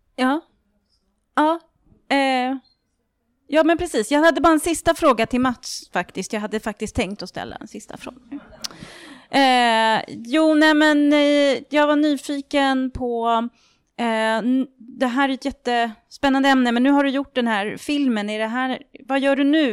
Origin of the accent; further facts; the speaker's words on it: Orminge, Stockholm County, Sweden; jag är uppvuxen i Orminge